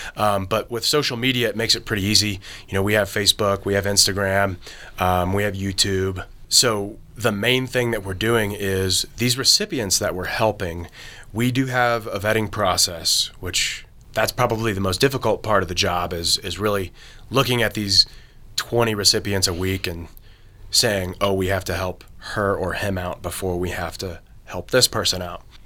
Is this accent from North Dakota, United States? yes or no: no; Kentucky, United States; I'm from Kentucky, but I did my internship at Marshall University.